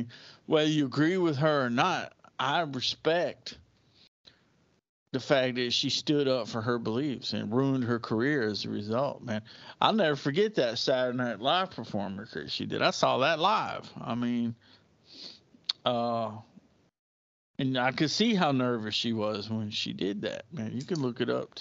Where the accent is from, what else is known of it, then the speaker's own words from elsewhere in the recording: United States; I grew up in America in the 1980s and late 70s